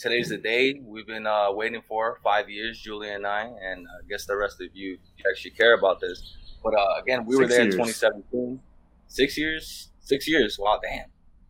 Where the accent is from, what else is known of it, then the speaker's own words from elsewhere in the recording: New York, United States; now in Miami, United States; living in New York, growing up in New York